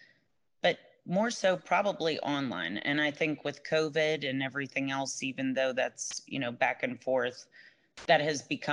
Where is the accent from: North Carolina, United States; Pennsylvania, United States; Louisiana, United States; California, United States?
Pennsylvania, United States; Pittsburgh; moved away as an adult; I'm originally from Pittsburgh, from Pennsylvania, and I've been down here for 11, 12 years